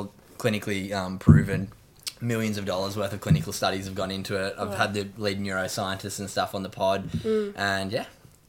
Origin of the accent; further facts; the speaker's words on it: Australia; also being young Australian athletes, getting to represent the country.